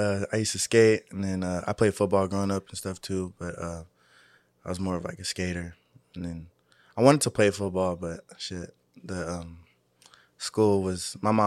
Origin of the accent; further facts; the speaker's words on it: East Palo Alto, California, United States; I'm from East Palo Alto.